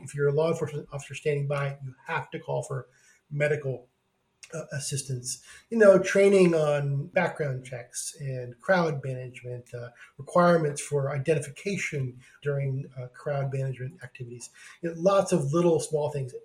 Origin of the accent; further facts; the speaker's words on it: Oregon, United States; also born or lived in California; being in my home state of Oregon